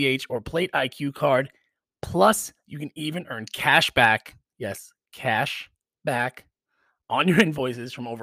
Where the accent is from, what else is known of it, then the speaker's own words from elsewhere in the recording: New York, United States; a native New Yorker like me